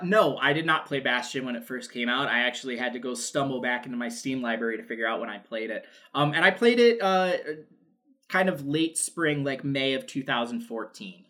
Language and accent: English; New York, United States; I'm from New York. I grew up a Yankees fan just because it was the '90s, and I'm from New York.